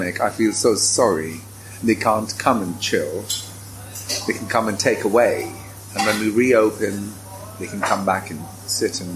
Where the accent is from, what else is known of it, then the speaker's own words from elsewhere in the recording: India; also born or lived in London; now in The Hague, Netherlands; I grew up in India, a mixture of parentage